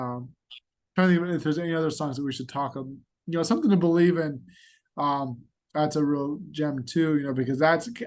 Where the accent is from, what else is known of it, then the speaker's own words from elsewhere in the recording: United States; I'm an American